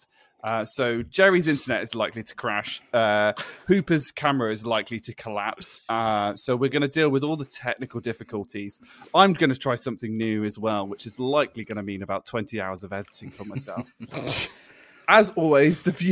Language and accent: English; United Kingdom; we as the British public